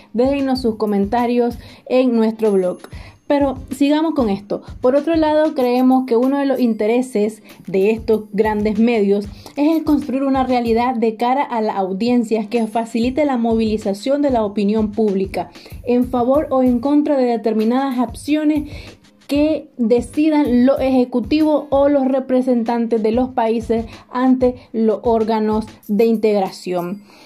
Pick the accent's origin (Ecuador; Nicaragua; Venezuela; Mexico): Nicaragua; moved away as an adult; now in Córdoba, Spain; vengo de Nicaragua y actualmente vivo en Córdoba porque estoy haciendo la universidad aquí